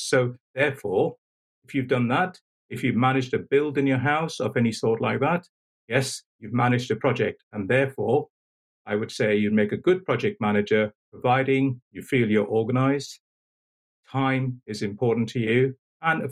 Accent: India; being Indian

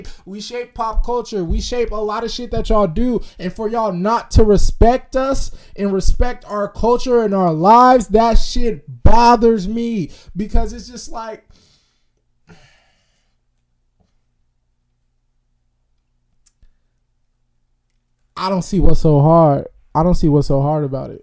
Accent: Sacramento, California, United States; I'm from South Sac, baby. Not Elk Grove. Not Elk Grove at all. I just went to Sheldon my last 3 years of grade school

